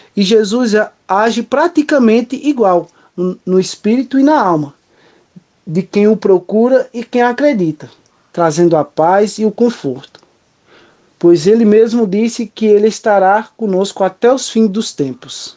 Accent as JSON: {"language": "Portuguese", "town": "Brotas de Macaúbas", "region": "Bahia", "country": "Brazil", "tie": "born or raised there", "said": "sou natural de Cocal, do município de Brotas de Macaúbas, no interior baiano"}